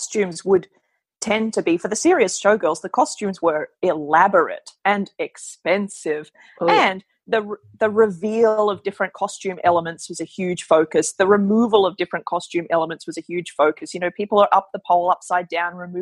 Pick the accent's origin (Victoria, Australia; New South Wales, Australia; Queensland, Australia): Queensland, Australia; moved away as an adult; now in Melbourne, Australia; I come from Queensland, but I moved to Melbourne a long time ago, a decade ago, actually